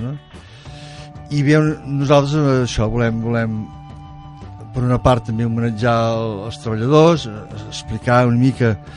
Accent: Mataró, Catalonia, Spain; Nosaltres que venim de Mataró, doncs allà era una ciutat on el tèxtil era, bueno, tot, estava fàbriques a cada cantonada

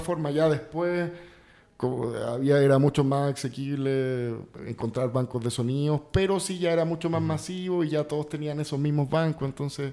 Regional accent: Santiago, Santiago Metropolitan Region, Chile; now in Mexico; yo nací en Santiago de Chile

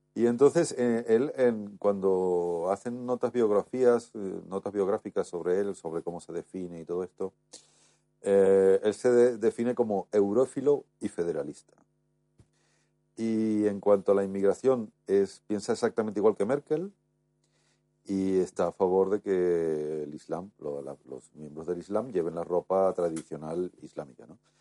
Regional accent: Spain; yo como muchos españoles

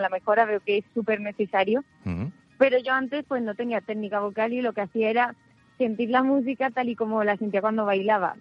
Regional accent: El Puerto de Santa María, Andalusia, Spain; de Puerto Santa María

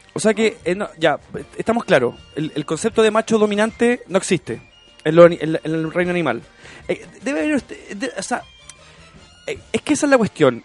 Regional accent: Chile

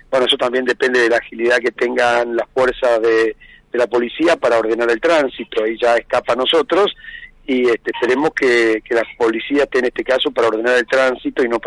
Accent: Burzaco, Buenos Aires Province, Argentina; Yo de donde soy, de Bursaco. De Hace 50 años que vivo ahí.

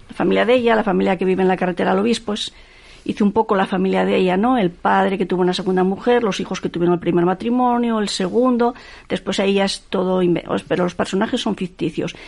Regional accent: Gijón, Asturias, Spain; yo soy del Llano, mi madre nació en el Llano, mi abuela nació en el Llano. Entonces esa cuestión familiar, ¿no? Que yo viví, estuve allí hasta los 14 años

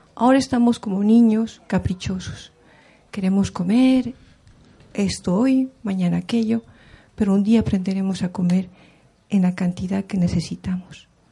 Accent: Taraco, La Paz, Bolivia; Yo vengo desde Bolivia, de a orillas de la Titicaca, de la comunidad de Taraco, que está en Tiahuanaco, eh, comunidad aymara

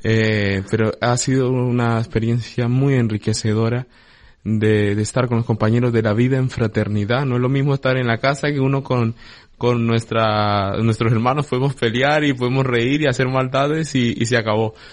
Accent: Colombia; moved away as an adult; now in Canary Islands, Spain; yo soy natural de Colombia

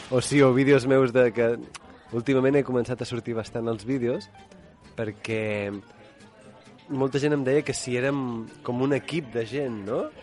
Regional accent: Girona, Catalonia, Spain; Jo, jo sóc de Girona, i a Girona s'imposen sempre les braves del cònic

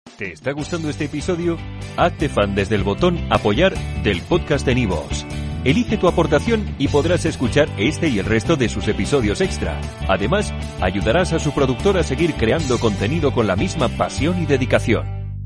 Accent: Mexico; nosotros no somos ni europeos ni somos mexicanos somos mestizos

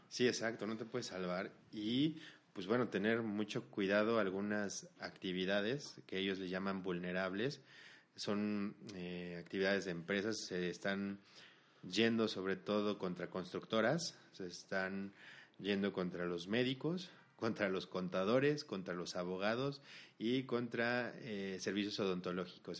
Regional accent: Mexico; los socios somos mexicanos

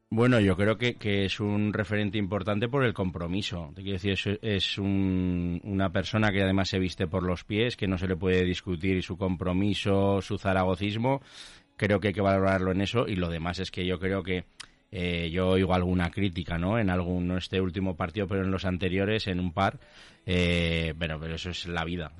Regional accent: Tarazona, Aragon, Spain; soy de Tarazona

